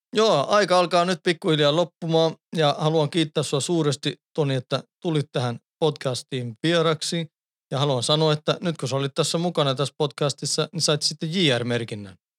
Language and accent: Finnish; Sweden; now in Finland; mä oon syntynyt ja kasvanut Ruotsissa